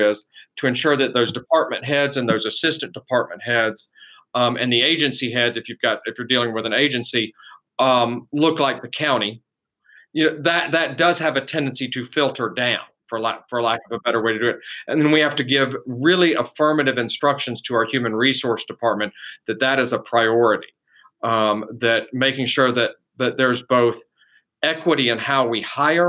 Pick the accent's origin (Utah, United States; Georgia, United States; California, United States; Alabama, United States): Georgia, United States; South Gwinnett; also born or lived in Decatur, Georgia; I was born here, I was born in Decatur, actually, and raised in South Gwinnett